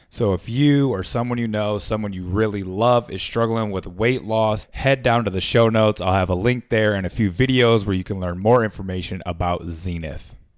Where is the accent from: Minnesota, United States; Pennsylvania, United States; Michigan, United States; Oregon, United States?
Michigan, United States; Flint; I was born in Flint, Michigan